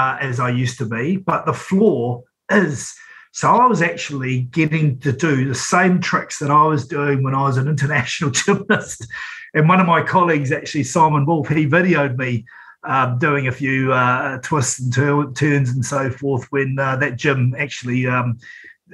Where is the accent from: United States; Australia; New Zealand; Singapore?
New Zealand; Napier, Hawke's Bay; moved away; also born or lived in Wellington; I'm born and bred in Napier